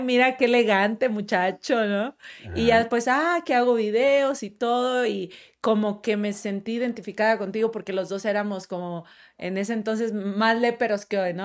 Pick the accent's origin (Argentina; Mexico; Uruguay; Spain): Mexico; Monterrey, Nuevo León; moved away as an adult; now in Mexico City, Mexico; nunca había viajado a otra ciudad, yo nada más en Monterrey